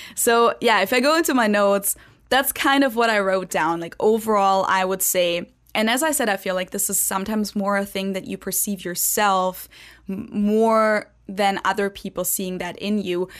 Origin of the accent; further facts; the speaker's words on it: Germany; first language German; English is a second language; now in United States; I'm just one German out of many Germans